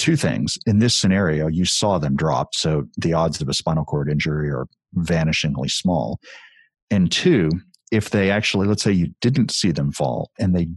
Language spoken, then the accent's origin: English; Texas, United States; as a Texan